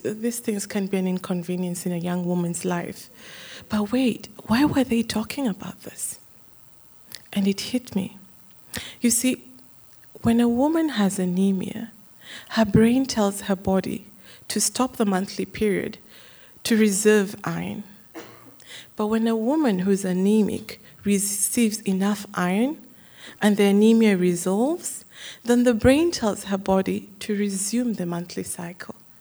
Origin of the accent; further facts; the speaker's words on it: Kenya; Growing up in Kenya